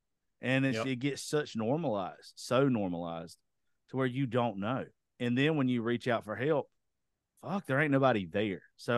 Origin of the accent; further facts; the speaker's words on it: Georgia, United States; especially where I'm from, I grew up in Georgia.